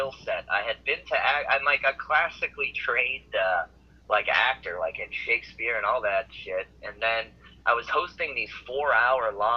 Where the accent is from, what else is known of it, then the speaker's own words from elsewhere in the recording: Milton, Massachusetts, United States; moved away as an adult; also born or lived in New York City; I'm from Milton, Massachusetts, Boston. I grew up here